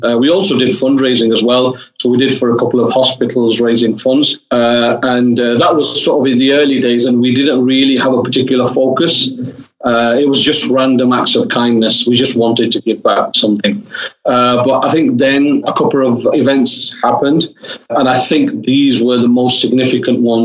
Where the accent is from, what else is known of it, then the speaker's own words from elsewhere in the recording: Oldham, North West England, United Kingdom; I'm actually born and bred in Oldham, so it's sort of my local area, and I've lived there all my life